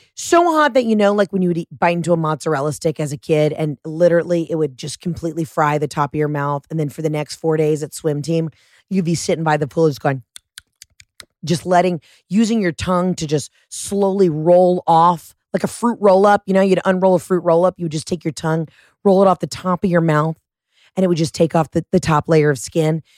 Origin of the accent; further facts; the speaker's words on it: Atlanta, Georgia, United States; now in Los Angeles, United States; I'm from Atlanta.